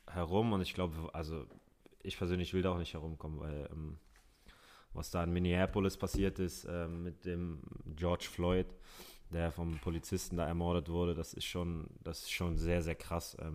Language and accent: German; Hamburg, Germany; ich bin äh, in Hamburg geboren, im Barmbek aufgewachsen. Das ist ein Stadtteil, der ist sehr multikulti